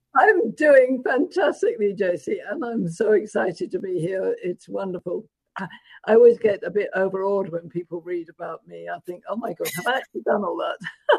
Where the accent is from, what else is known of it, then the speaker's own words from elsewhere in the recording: London, United Kingdom; moved away as an adult; I was born in London, England